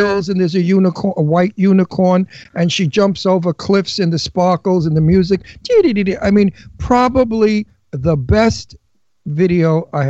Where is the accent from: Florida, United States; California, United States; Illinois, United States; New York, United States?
New York, United States; New York City; accent: Brooklyn; a New York, Brooklyn American accent, which is my accent.